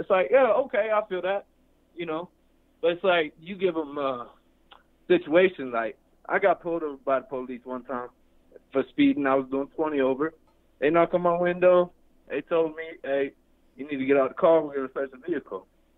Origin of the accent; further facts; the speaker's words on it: Illinois, United States; now in Denver, United States; I'm from Illinois, right? And I'm out here in Denver on the east side.